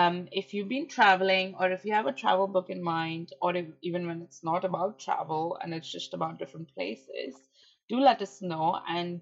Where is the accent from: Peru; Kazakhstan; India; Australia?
India; moved away; Being Indian, I have to get a visa for going to New York